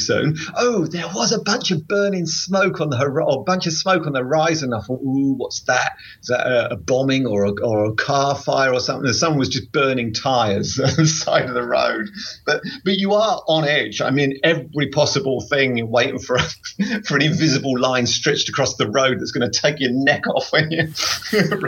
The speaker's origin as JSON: {"language": "English", "region": "England", "country": "United Kingdom", "said": "England, from England"}